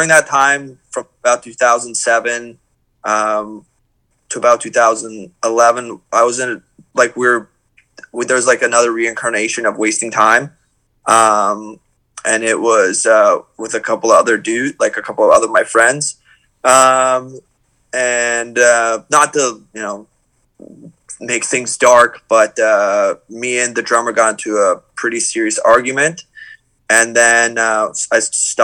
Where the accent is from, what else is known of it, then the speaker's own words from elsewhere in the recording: Toronto, Ontario, Canada; we're from Toronto.